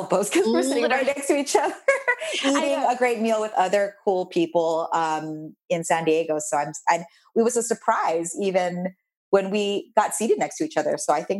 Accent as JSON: {"language": "English", "country": "Philippines", "said": "I did the good Asian girl thing, I say, because I'm Asian, I'm Filipino."}